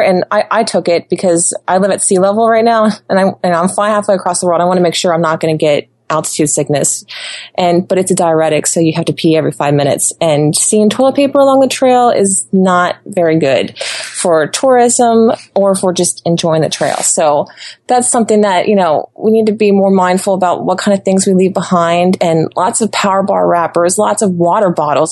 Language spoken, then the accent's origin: English; Ohio, United States; moved away as an adult; also born or lived in Florida; I spent my whole life growing up in Ohio